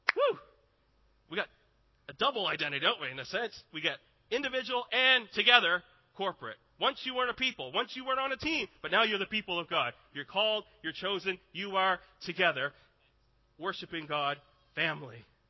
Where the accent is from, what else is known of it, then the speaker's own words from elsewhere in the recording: Canada; I am Canadian